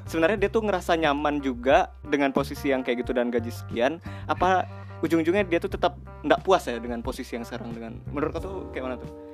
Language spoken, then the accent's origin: Indonesian; Sumatra, Indonesia; kita orang Sumatera semua